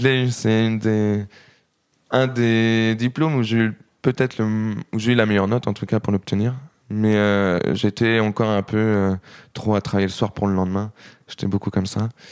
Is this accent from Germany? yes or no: no; Saint-Lô, Normandy, France; now in Granville, France; je suis né à Saint-Lô, j'ai grandi à Saint-Lô